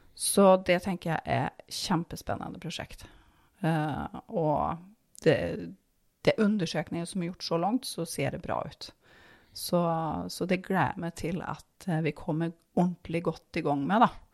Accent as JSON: {"language": "Norwegian", "town": "Härnösand", "region": "Västernorrland County", "country": "Sweden", "moved": "yes", "lives_now": "Norway", "said": "Ursprungelig så kom jeg fra Hernusand. Det er fem mil nord om Sundsvall."}